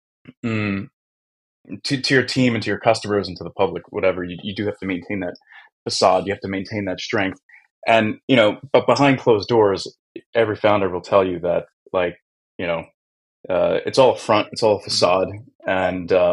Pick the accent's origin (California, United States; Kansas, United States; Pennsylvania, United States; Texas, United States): Pennsylvania, United States; Philadelphia; now in Warsaw, Poland; I'm from Philly